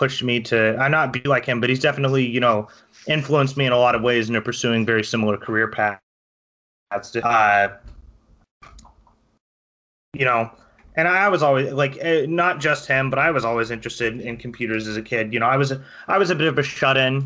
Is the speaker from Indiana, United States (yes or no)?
no; Valley View, Texas, United States; also born or lived in Florida; I grew up in like middle of nowhere Texas. There's a town in North Texas called Valley View